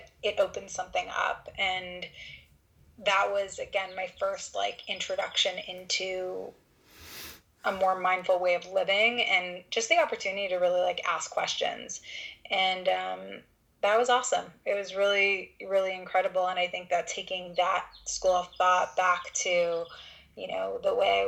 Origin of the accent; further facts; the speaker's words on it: Canada; all the visa stuff being Canadian